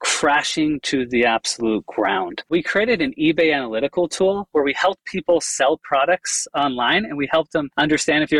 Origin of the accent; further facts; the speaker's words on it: Chicago, Illinois, United States; I grew up in the Chicago area